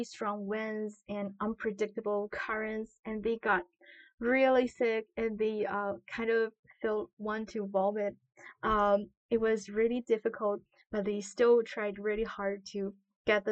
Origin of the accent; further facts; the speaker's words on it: Qingdao, Shandong, China; moved away; I'm from China. The city is called Qingdao, which is a coastal city on the northeastern part of China.